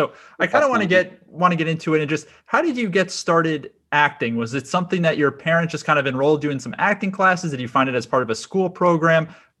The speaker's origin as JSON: {"language": "English", "town": "Scarsdale", "region": "New York", "country": "United States", "tie": "born or raised there", "said": "I'm from Scarsdale, which is where all the Jewish kids live."}